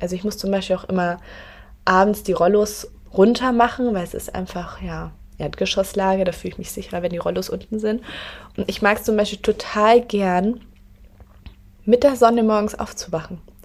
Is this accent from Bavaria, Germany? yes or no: yes; near Augsburg, Bavaria, Germany; moved away as an adult; now in Berlin, Germany; ich komme ja ursprünglich aus Bayern, aus der Nähe von Augsburg und bin dann knapp vor zwei Jahren nach Berlin gezogen.